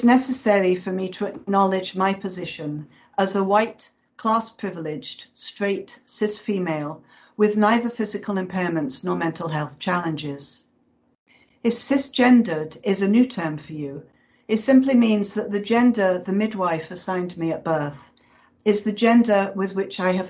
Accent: United Kingdom; moved away; my home country

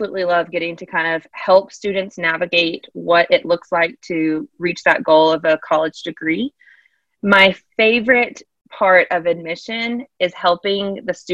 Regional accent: Charlotte, North Carolina, United States; I am originally from the Charlotte area

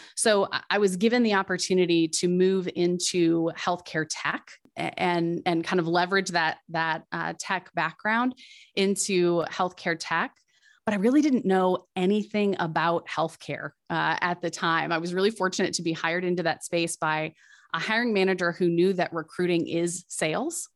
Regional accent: Midwest, United States; I'm a Midwesterner at heart

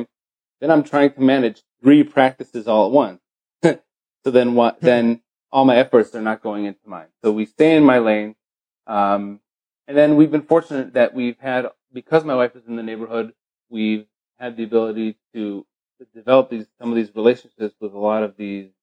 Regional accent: Chicago, Illinois, United States; moved away as an adult; also born or lived in Israel / Baltimore, Maryland; now in Beverly Hills, United States; I grew up in Chicago, Illinois

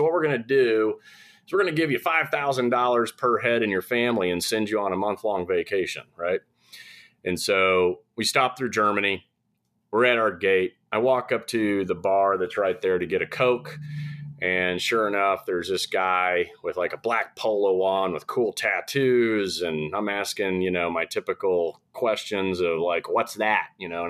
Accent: Saudi Arabia; Growing up in Saudi, I was kind of like a professional troublemaker over there.

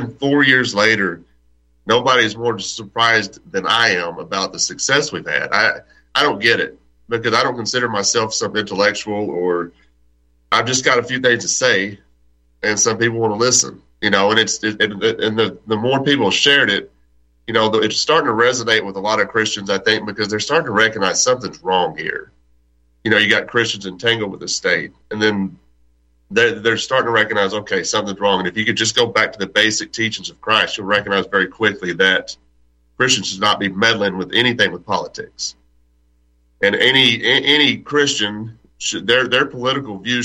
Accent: Texas, United States; I'm born and raised in Texas

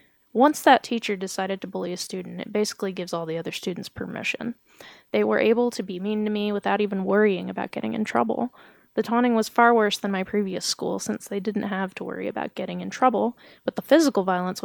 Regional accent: Georgia, United States; accent: southern; I told them that I was from Georgia. While I was saying this, they were able to detect a southern accent.

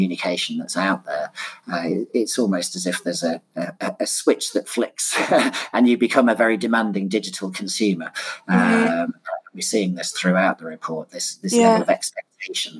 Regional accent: Leicester, East Midlands, United Kingdom; now in London, United Kingdom; I'm sitting here in London. I was actually born and raised in Leicester

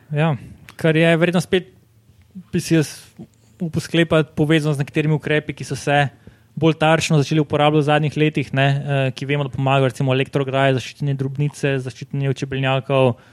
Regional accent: Slovenia

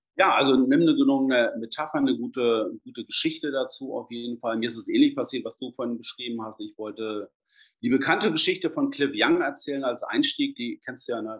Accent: Braunschweig, Lower Saxony, Germany; bin ja aus Braunschweig

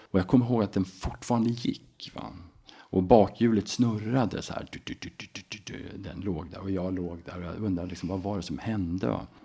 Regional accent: Mora, Dalarna County, Sweden; also born or lived in Uppsala / Enköping / Falun / United States; då hamnar jag också lite närmare min hemstad, Mora

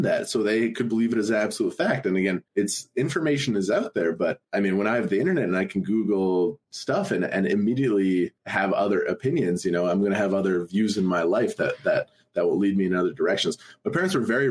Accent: Alberta, Canada; I grew up in the province of Alberta

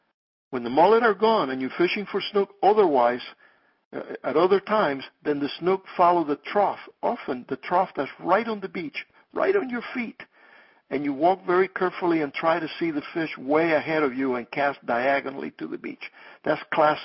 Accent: Cuba; moved away; I came from Cuba in 1959 with the advent of communism and all of that. But I used to fish them there when I was young

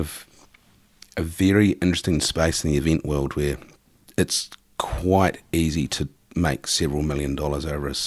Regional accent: New Zealand; also born or lived in Auckland, New Zealand; coming back home as a New Zealander

